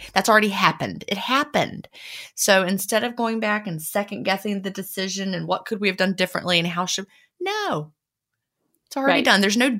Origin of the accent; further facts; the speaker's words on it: San Diego, California, United States; I grew up in San Diego, California, and I have always loved the ocean.